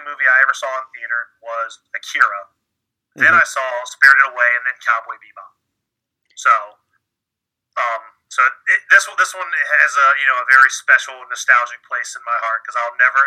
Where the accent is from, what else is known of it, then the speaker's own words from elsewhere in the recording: Norfolk, Virginia, United States; I grew up in Norfolk, Virginia